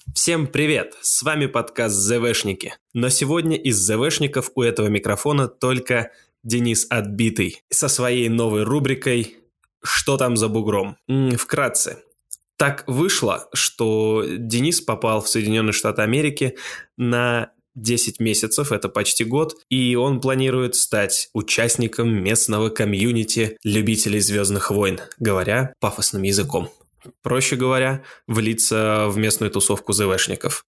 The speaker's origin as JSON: {"language": "Russian", "country": "Russia", "said": "я из России"}